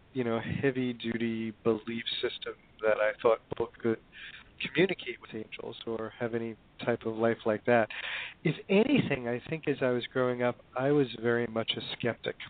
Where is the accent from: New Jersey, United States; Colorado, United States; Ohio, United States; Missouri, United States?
New Jersey, United States; Hoboken; I grew up in Hoboken, New Jersey